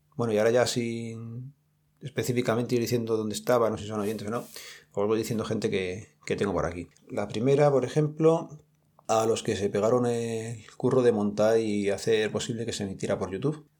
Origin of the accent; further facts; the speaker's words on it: Madrid, Community of Madrid, Spain; nosotros o los que somos de aquí de Madrid